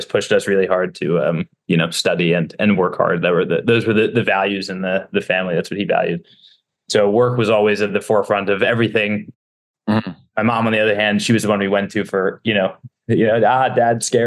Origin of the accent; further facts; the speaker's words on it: Stamford, Connecticut, United States; moved away; So I was born in Stamford, Connecticut. I grew up there